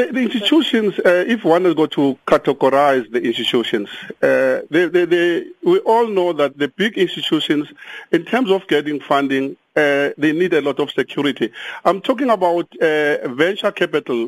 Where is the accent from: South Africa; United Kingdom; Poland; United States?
South Africa; We are all South Africans